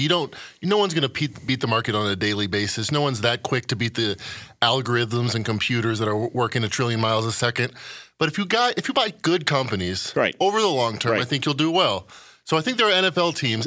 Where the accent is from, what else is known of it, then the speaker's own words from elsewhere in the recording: Chicago, Illinois, United States; I'm from Chicago